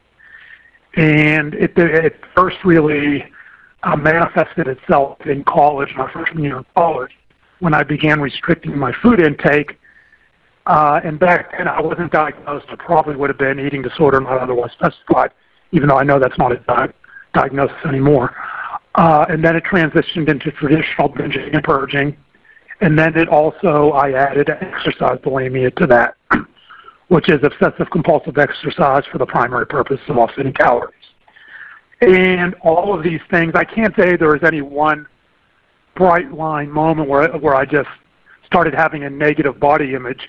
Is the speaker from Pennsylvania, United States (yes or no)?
yes; Pittsburgh, Pennsylvania, United States; now in Dallas, United States; I was born, I'm originally from Pittsburgh, Pennsylvania